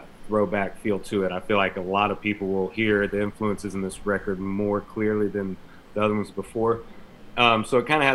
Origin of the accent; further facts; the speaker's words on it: Castro, Florida, United States; the church that I grew up in Castro, Florida